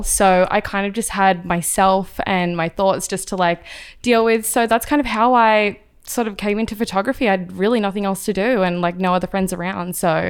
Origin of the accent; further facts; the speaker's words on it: Australia; moved away as an adult; now in Los Angeles, United States; So a lot of people think I'm British or they think I'm from New Zealand, but I'm actually Australian. I moved out here about 5 years ago.